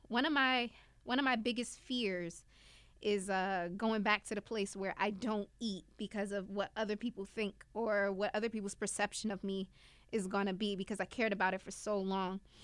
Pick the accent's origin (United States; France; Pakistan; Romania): United States; Newark, New Jersey; I'm from Newark, New Jersey. I grew up in an urban city.